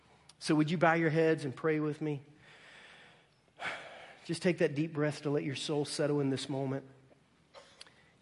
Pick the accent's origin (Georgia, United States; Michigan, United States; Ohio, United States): Ohio, United States; moved away as an adult; also born or lived in Virginia; now in Missouri, United States; I grew up in Ohio, went to college in Virginia